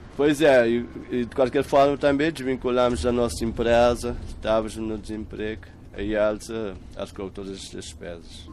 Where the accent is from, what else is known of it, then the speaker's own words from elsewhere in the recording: São Vicente island, Cape Verde; moved away as an adult; now in Moita, Portugal; Sou da Ilha de São Vicente